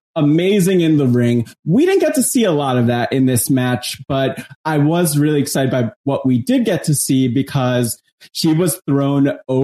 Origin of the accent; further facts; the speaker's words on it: New Jersey, United States; I grew up in New Jersey